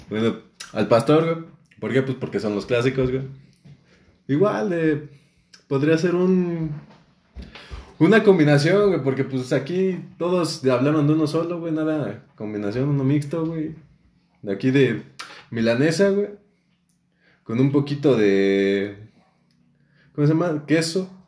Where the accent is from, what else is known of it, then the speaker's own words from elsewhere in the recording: Mexico City, Mexico; Creo, creo que todos somos del DF. Creo que nadie nació en el estado.